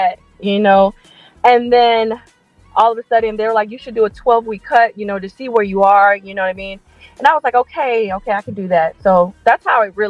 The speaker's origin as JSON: {"language": "English", "region": "Florida", "country": "United States", "moved": "as an adult", "lives_now": "Hawaii, United States", "said": "I'm from Florida"}